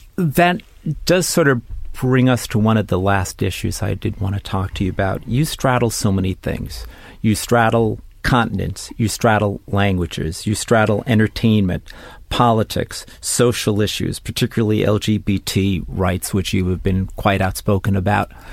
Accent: New York City, New York, United States; a native New Yorker, someone who was born and raised in New York City

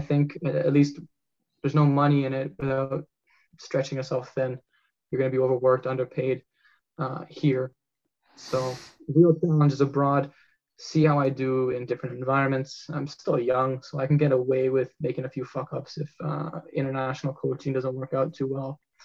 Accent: Canada; as a Canadian

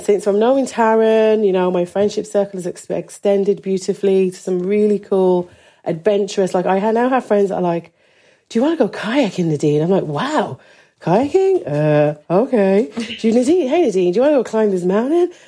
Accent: Birmingham, West Midlands, United Kingdom; moved away as an adult; also born or lived in Dublin, Ireland; now in Donegal, Ireland; growing up in Birmingham, um, I always loved it. But from nineteen, I left and travelled and studied in different places.

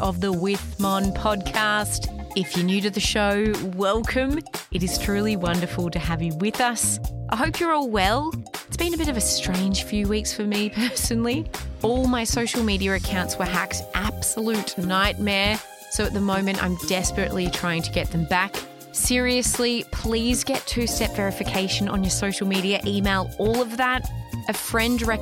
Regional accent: Australia; I grew up in Australia.

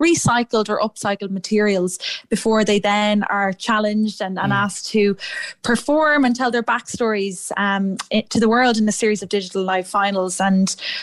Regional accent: Athlone, Westmeath, Ireland; moved away as an adult; also born or lived in Edinburgh; I'm from Athlone myself

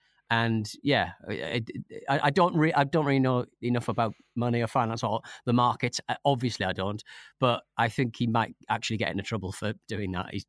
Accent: North East England, United Kingdom; moved away; when I'm not even from bloody Newcastle, I live down the road, you know. And my accent, every time I listen back to like a football ramble or something I'm on, I sort of go, God, my accent is so, it's changed so much since I left the North East.

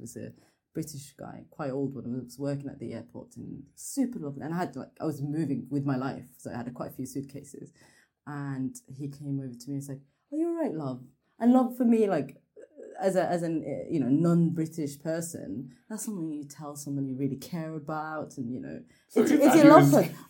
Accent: Norway; now in Birmingham, United Kingdom; growing up in Norway, I very much felt like I was a Norwegian.

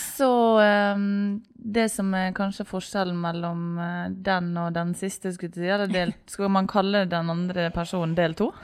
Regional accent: Ålesund, Møre og Romsdal, Norway; now in Oslo, Norway; jeg er fra Ålesund. Ja. Så flytta jeg til Oslo

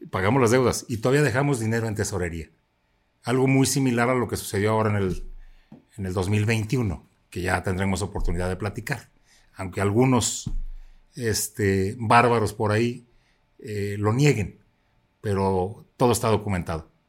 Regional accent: Zapotlanejo, Jalisco, Mexico; ayudó mucho a mi pueblo, ayudó mucho a Zapotlanejo.

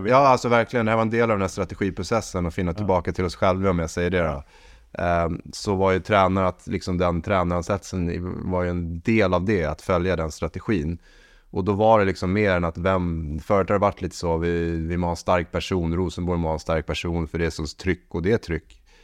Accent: Sweden; moved away; also born or lived in Norway; Jag är svensk

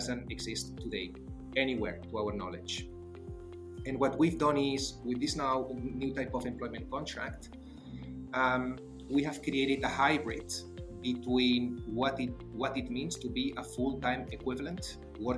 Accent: Barcelona, Catalonia, Spain; accent: Spanglish; English is a second language; moved away as an adult; also born or lived in Netherlands / Switzerland; I'm definitely not from the UK. I was born in Barcelona. That's where I studied.

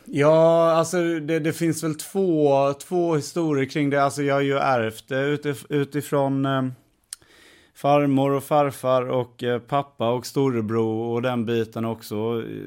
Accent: Värnamo, Jönköping County, Sweden; moved away; född och uppväxten i Värnamo

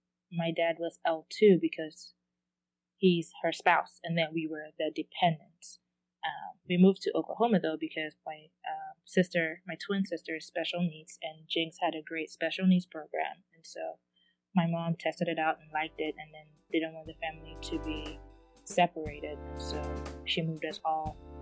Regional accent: Ghana; but it's more towards my culture, since I'm Ghanaian.

